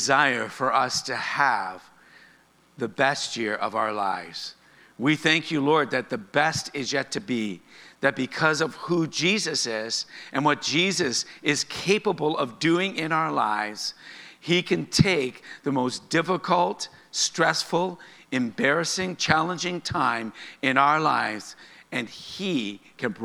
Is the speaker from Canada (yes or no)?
yes; Canada; being Canadian